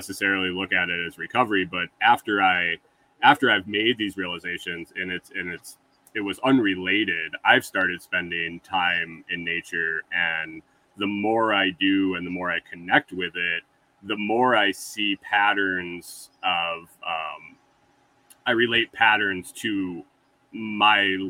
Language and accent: English; Western New York, United States; moved away as an adult; also born or lived in Minnesota; I grew up in Western New York and moved to Minnesota in when I was 24. And then I moved out of Minnesota when I was 45.